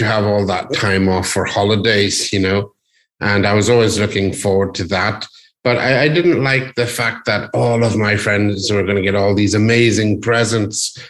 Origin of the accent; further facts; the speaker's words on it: Northern Ireland, United Kingdom; I was born in Northern Ireland.